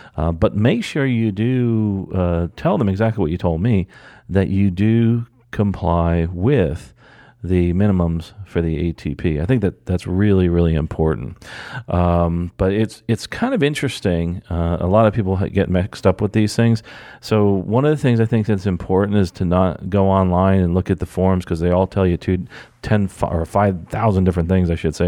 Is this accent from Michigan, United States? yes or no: no; New Jersey, United States; moved away; I'm actually from New Jersey